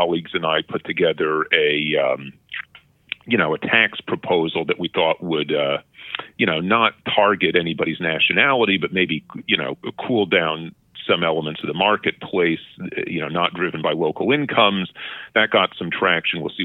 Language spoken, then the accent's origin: English; New York, United States; moved away as an adult; also born or lived in Boston, Massachusetts / Berkeley, California; now in Vancouver, Canada; I grew up in New York